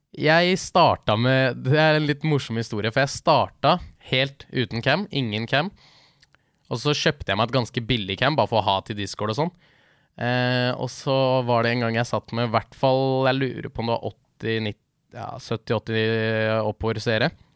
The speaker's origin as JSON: {"language": "Norwegian", "town": "Leirsund", "region": "Akershus", "country": "Norway", "said": "Jeg er fra Leirsund, rett utenfor Lillestrøm"}